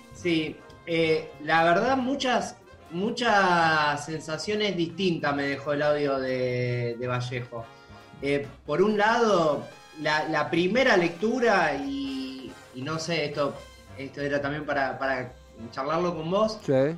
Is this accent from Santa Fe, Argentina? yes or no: yes; Santa Fe, Argentina; yo porque soy de Santa Fe